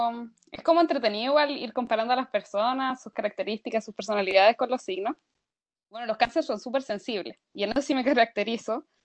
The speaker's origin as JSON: {"language": "Spanish", "town": "San Javier", "region": "Maule", "country": "Chile", "also_born_or_lived": "Linares / Talca / United States", "said": "sí, eso también soy de San Javier, que es un, pueblo muy chico en la región del Maule."}